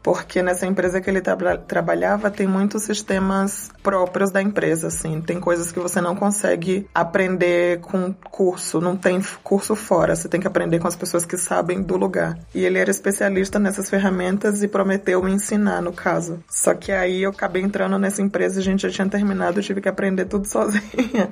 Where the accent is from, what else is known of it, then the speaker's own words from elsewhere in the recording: São Paulo, Brazil; moved away as an adult; also born or lived in Bahia, Brazil; now in Guatemala City, Guatemala; Eu nasci na Bahia, no Brasil, mas desde pequena eu moro em São Paulo